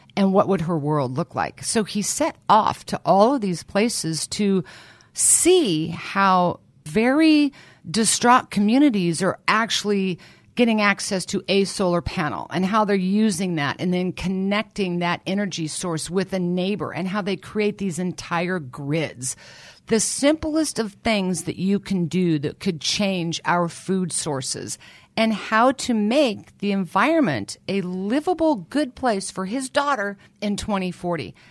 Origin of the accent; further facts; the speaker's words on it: Lawrence, Kansas, United States; I was born and raised in Lawrence, Kansas